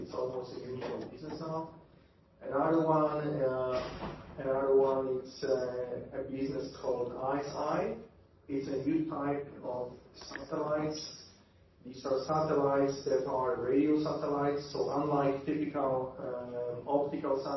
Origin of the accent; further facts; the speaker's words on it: Poland; I come from Poland